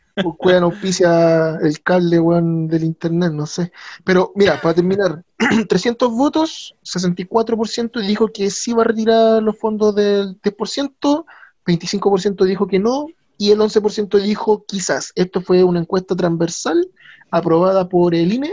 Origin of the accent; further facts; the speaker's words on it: Chile; uno como chileno